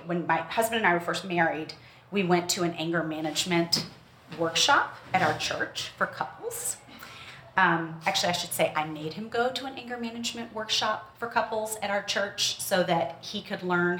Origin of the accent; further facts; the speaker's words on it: Memphis, Tennessee, United States; but I did grow up in the Deep South. I grew up in Memphis.